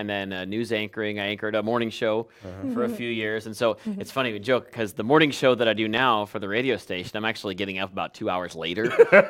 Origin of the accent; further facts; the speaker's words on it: Chatham, Illinois, United States; now in Peoria, United States; I grew up in Chatham, which is near Springfield. Went to Bradley, though. So Bradley guy.